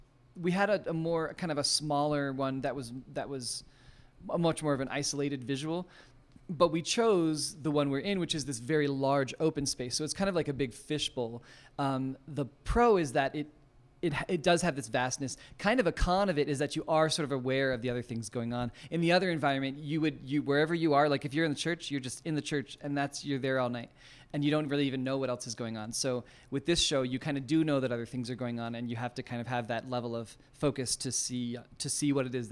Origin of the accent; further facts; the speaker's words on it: Maryland, United States; also born or lived in Utah; we moved back east when I was born in Utah, but I was back east by the time I was like 4 or 5, and in Maryland, and my mom did a dance studio there, and so I grew up in her studio